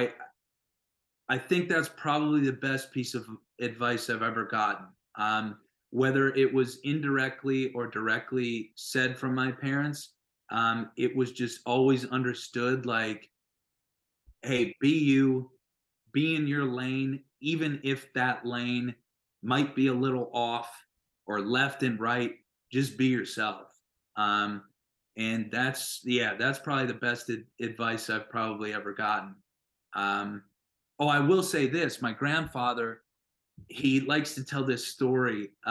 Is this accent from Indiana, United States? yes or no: no; North Dakota, United States; moved away; I loved growing up there